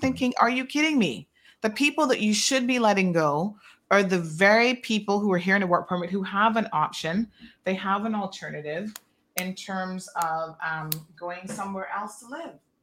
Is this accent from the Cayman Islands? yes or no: yes; Cayman Islands; moved away